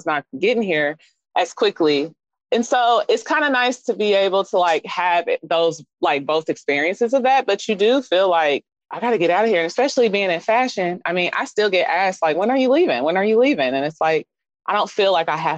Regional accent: Kansas City, Missouri, United States; also born or lived in Phoenix, Arizona; I'm from Kansas City, Missouri

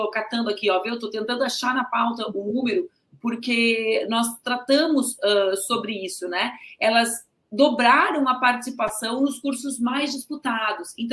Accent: South Region, Brazil; Eu sou do Sul, eu venho do Sul

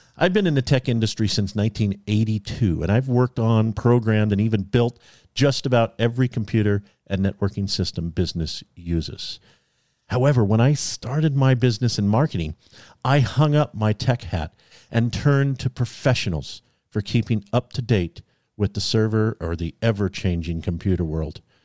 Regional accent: California, United States; I was born in California

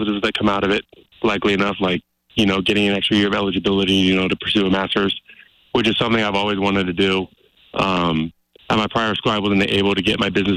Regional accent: Seattle area, Washington, United States; now in Missoula, United States; I'm originally from Seattle, a metro city outside of Seattle

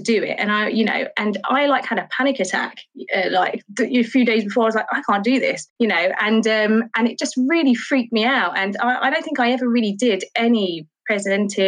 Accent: London, United Kingdom; I grew up in Charlton

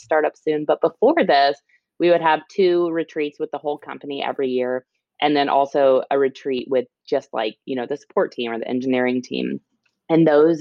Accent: Illinois, United States; moved away as an adult; also born or lived in Texas; now in California, United States; I'm a Midwesterner and was born and raised there.

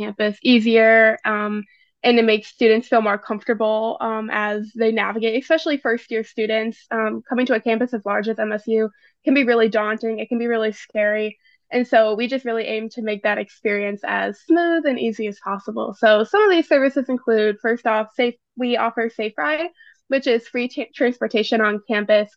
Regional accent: St. Louis, Missouri, United States; moved away as an adult; now in East Lansing, United States; I'm originally from St. Louis, Missouri, out-of-state student

